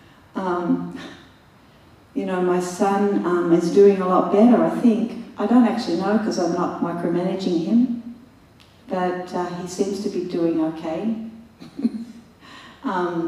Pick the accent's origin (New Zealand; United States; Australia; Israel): Australia; I'm Aussie